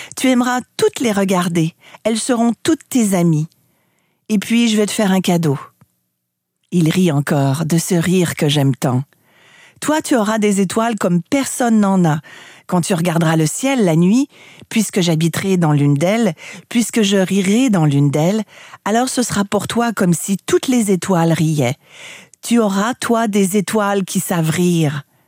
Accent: Canada; Chez moi au Canada

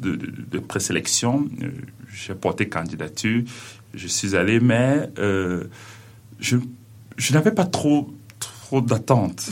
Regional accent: Cameroon; now in Quebec, Canada; je suis originaire du Cameroun

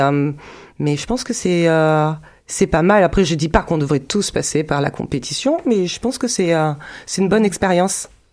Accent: France; also born or lived in Zurich; chez nous, en France

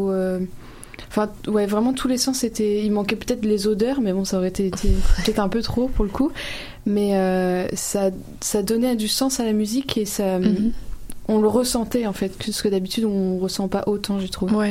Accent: Brittany, France

